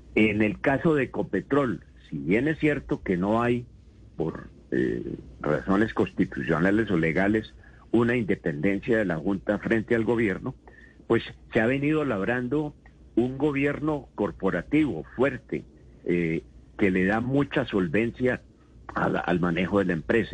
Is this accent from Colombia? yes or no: yes; Colombia; como colombiano